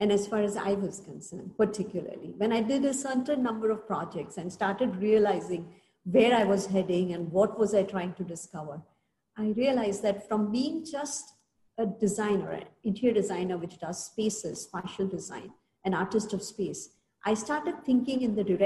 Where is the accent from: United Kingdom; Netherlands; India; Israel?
India; we are lucky as Indians